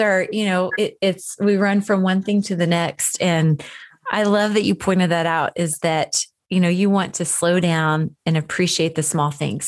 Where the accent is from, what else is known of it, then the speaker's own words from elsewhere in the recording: Bristow, Oklahoma, United States; We both graduated from Bristow High School